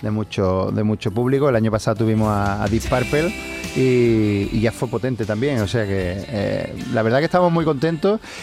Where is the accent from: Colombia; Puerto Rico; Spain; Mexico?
Spain; Seville, Andalusia; como sevillano